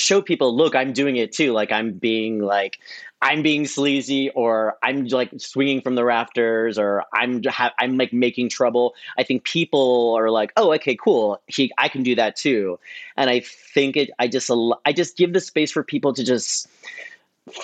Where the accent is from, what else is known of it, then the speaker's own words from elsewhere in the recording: San Francisco, California, United States; moved away as an adult; now in New York, United States; I was DJing and doing events in San Francisco, where I'm from.